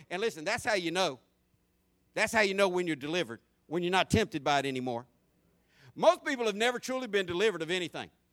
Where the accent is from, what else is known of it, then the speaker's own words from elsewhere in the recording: Jacksonville, Florida, United States; I grew up in Jacksonville in the, in the 70s and 80s as a teenager in both those decades.